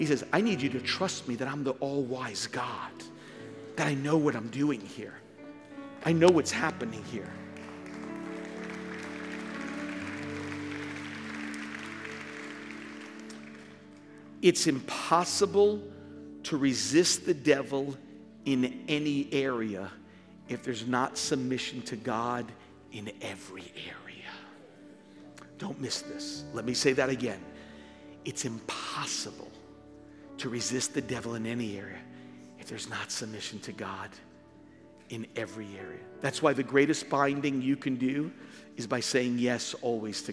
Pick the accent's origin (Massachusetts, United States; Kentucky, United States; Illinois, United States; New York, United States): New York, United States; Born and raised in New York